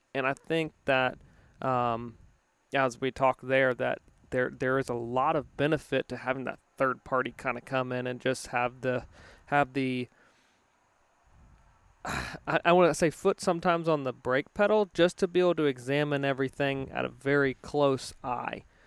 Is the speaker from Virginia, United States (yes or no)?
yes; Virginia, United States; moved away; I grew up in in Virginia